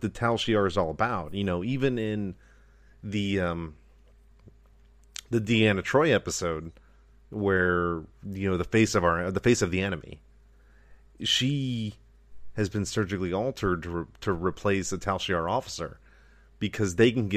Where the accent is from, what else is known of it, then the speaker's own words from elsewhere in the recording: United States; we are loyal American citizens